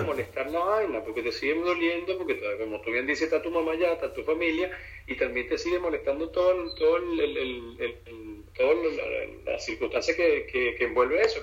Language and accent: Spanish; Venezuela; now in Florida, United States; nuestra idiosincrasia y, como el venezolano es chistoso